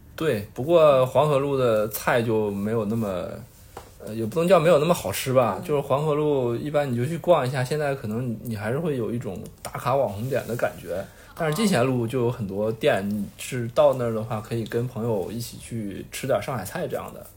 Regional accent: northern China, China; 因为我也是北方人

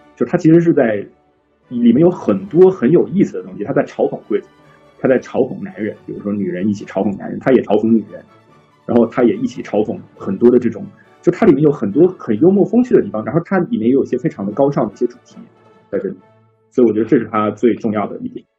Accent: China; 其实我们中国人可能会对这个东西更加敏感

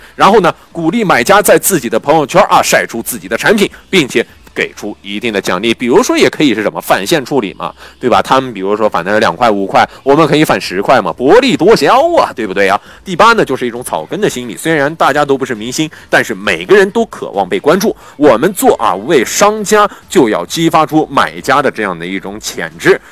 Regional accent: China; 我们中国人的一大特点

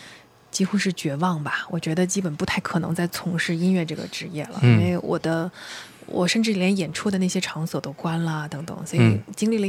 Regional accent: Yangzhou, Jiangsu, China; 那我是江苏扬州人，所以我就用家乡话把它念出来

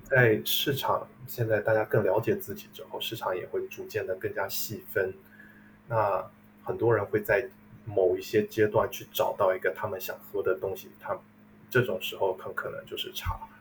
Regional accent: Fujian, China; moved away as an adult; now in United States; 英国的茶都是来自于福建

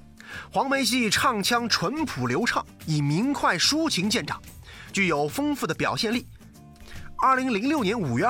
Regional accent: Ma'anshan, Anhui, China; 我们安徽的方言也大体分为淮北、淮南、江南三种不同口音，而我的老家安徽省马鞍山市则在长江以南，所以这方言听起来似乎有点像江苏话。

